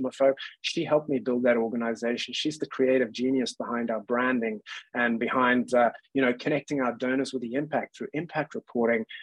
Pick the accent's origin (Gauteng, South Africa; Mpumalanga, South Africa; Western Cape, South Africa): Western Cape, South Africa; Cape Town; moved away as an adult; also born or lived in London, United Kingdom; I came from Cape Town in South Africa and I was born and raised there